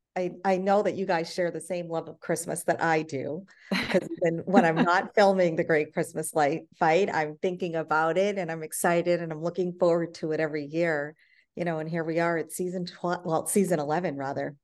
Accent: India; moved away; I'm from India

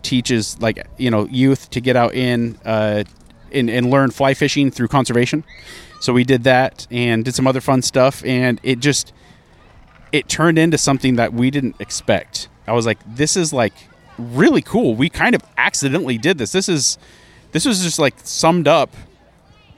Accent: Bend, Oregon, United States; moved away; also born or lived in San Francisco; Bend, Oregon, which is my hometown

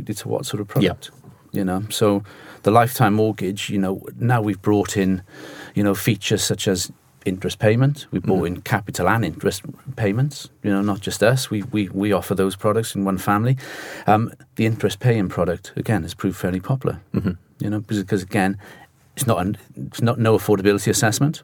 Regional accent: Cardiff, Wales, United Kingdom; now in London, United Kingdom; I'm sure they can pick the accent up. I'm from Cardiff. Even though I'm based in London

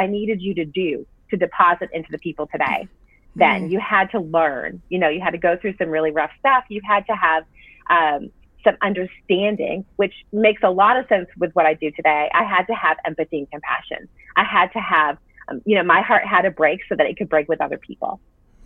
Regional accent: Massachusetts, United States; also born or lived in Florida / Nashville, Tennessee; now in Franklin, United States; So I grew up in Massachusetts, moved to Florida, met my husband there

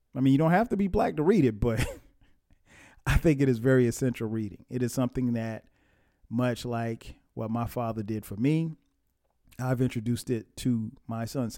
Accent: Florence, South Carolina, United States; I grew up in South Carolina. Florence, South Carolina

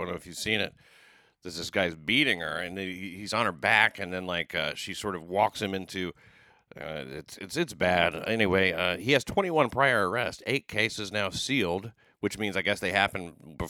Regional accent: the South, United States; I'm coming from the South, you don't, you're not used to this shit.

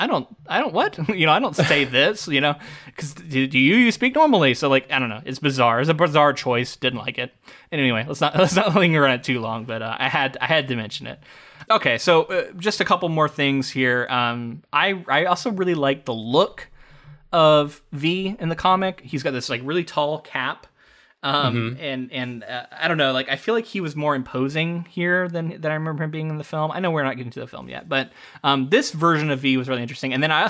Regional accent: United States; we as Americans

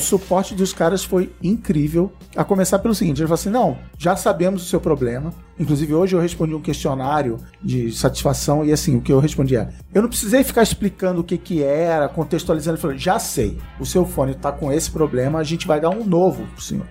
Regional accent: Brazil; como bom brasileiro

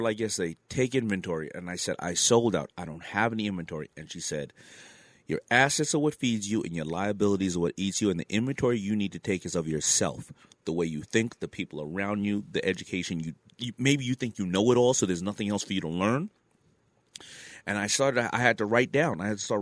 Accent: New York City, New York, United States; also born or lived in Brooklyn, New York; I was raised in Queens

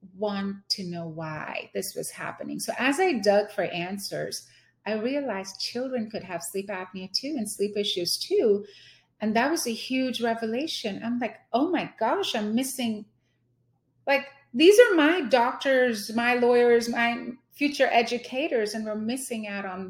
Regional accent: India; moved away as an adult; now in Houston, United States; I was born and raised in India

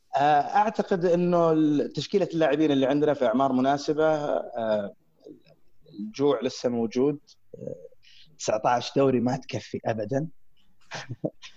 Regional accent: Saudi Arabia; عندنا في السعوديه

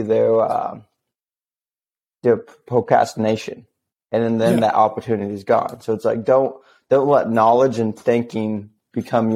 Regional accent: Missouri, United States; moved away as an adult; also born or lived in Alaska; I'm originally from Missouri

